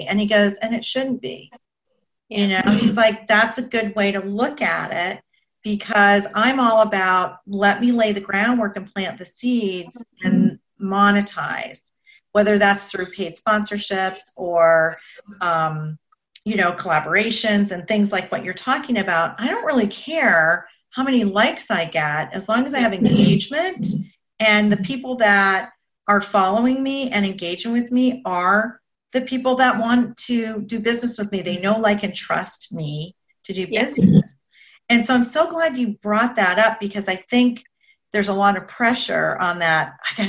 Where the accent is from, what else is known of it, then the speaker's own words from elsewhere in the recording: Boca Raton, Florida, United States; I'm from Boca Raton.